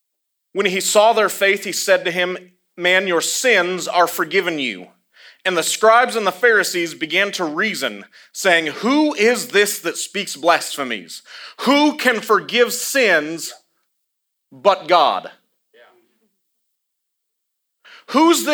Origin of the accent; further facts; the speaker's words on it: Iowa, United States; accent: confused, a little bit southern; also born or lived in the South, United States; I'm from Iowa, but I sound a little bit southern because I lived in the South long enough, and it's confusing when I talk, so...